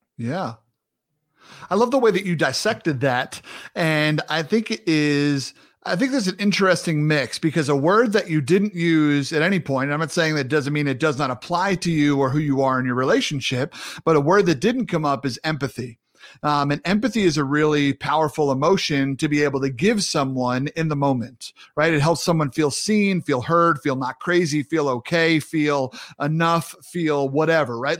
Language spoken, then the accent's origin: English; New York City, New York, United States; I'm a New Yorker